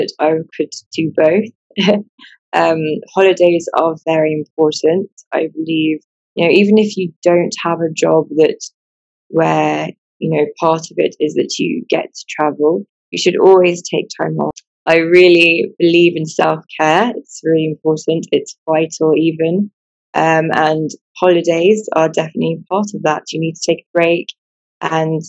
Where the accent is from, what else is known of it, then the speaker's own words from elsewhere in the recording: Buckinghamshire, South East England, United Kingdom; moved away as an adult; now in Sierra Leone; I was born and raised in England, and I went to school in Buckinghamshire